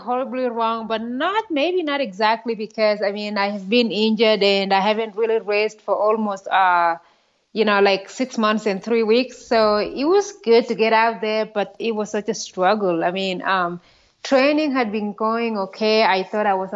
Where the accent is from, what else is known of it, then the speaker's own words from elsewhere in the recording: Kenya; moved away as an adult; also born or lived in Iowa, United States / Kansas, United States; now in United States; I grew up in Kenya, grew up in a very small village